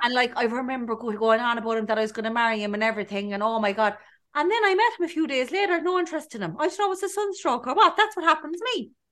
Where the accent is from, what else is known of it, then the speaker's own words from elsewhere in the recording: Cork, Munster, Ireland; moved away as an adult; I'm from um, Cork. It's usually Cork. I'm from Cork